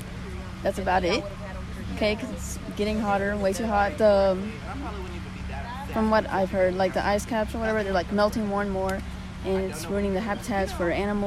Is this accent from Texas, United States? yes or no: yes; Trinity, Texas, United States